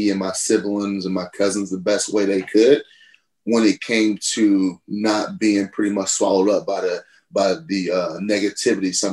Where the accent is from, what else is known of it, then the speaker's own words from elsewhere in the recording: Cleveland, Ohio, United States; it was like any other inner city in America, really.